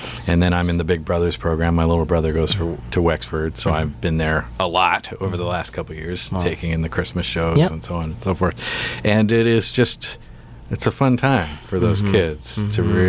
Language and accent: English; Victoria, British Columbia, Canada; now in Toronto, Canada; I grew up in Victoria.